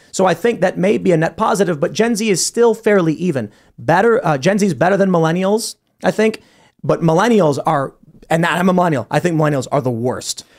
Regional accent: Chicago, Illinois, United States; I grew up in Chicago

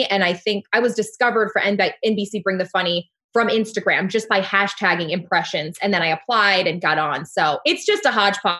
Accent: Washington, District of Columbia, United States; I am 25, born and raised in Washington, D.C.

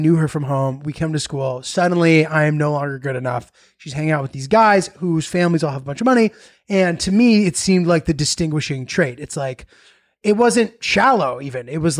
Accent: Haddam, Connecticut, United States; I'm from Connecticut

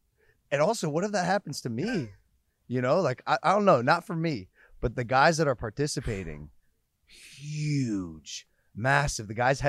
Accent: Ohio, United States; I'm from Ohio.

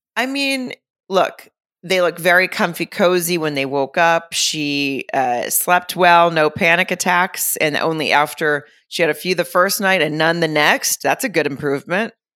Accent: Arkansas, United States; moved away; my hometown in Arkansas

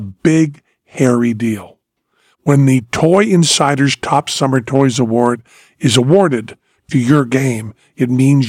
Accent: Greenfield, Massachusetts, United States; Greenfield, Massachusetts, my hometown

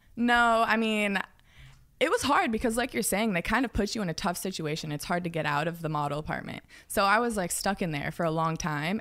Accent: outside Seattle, Washington, United States; moved away; also born or lived in Los Angeles; I grew up, like, forty minutes outside the city.

